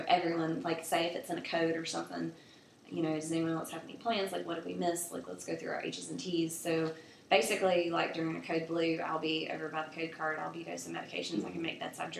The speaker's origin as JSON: {"language": "English", "area": "Bertie County", "region": "North Carolina", "country": "United States", "also_born_or_lived": "Elizabeth City, North Carolina", "moved": "as an adult", "lives_now": "Charlotte, United States", "said": "I'm from Bertie County, North Carolina, which is about 4.5-5 hours from here out towards the coast"}